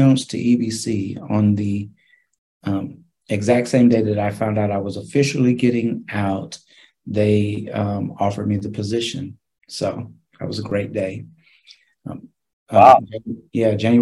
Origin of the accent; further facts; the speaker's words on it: Ferguson, Missouri, United States; moved away; Originally from the Midwest, I was raised in Ferguson, Missouri